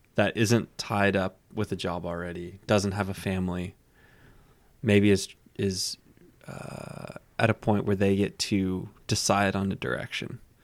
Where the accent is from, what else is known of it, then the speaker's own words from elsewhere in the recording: Texas, United States; I'm from Texas